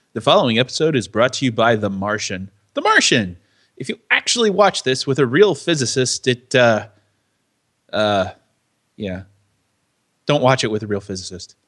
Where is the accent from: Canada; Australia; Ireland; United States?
United States; I'm an American